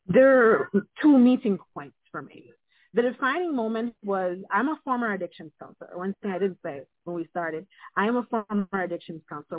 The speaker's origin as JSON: {"language": "English", "country": "Jamaica", "moved": "yes", "lives_now": "United States", "said": "being Jamaican"}